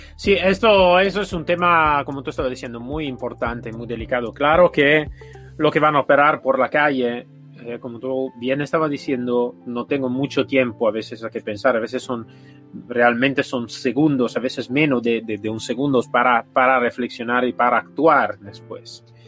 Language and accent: Spanish; Italy; Spanish is a second language; now in Spain; yo soy italiano, vivo aquí en España